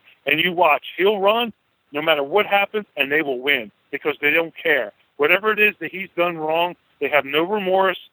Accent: Philadelphia, Pennsylvania, United States; I'm from the Philadelphia, Pennsylvania area, which is about 60 miles from Atlantic City, New Jersey

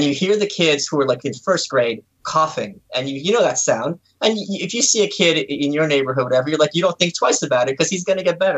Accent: New York City, New York, United States; also born or lived in Soviet Union; I'm from Brooklyn

